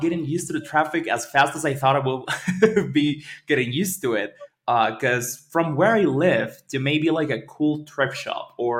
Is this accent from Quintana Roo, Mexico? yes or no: no; Veracruz, Mexico; also born or lived in Caribbean, Mexico; now in Mexico City, Mexico; I'm originally from Veracruz, which is a small town in the north.